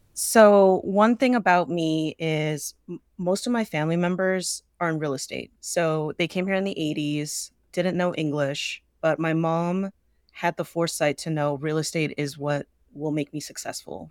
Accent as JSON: {"language": "English", "area": "the Bay Area", "region": "California", "country": "United States", "tie": "born or raised there", "said": "born and raised in the Bay"}